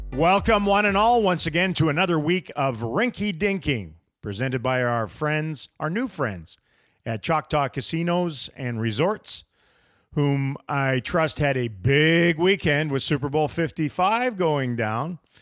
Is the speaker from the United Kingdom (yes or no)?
no; Canada; now in United States; As a Canadian slash American, 'cause I'm both now